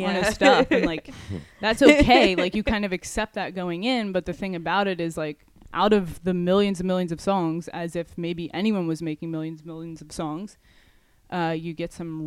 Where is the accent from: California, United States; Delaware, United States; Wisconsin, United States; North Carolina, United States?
Delaware, United States; Dover; moved away as an adult; also born or lived in the South; now in New Jersey, United States; I'm from Dover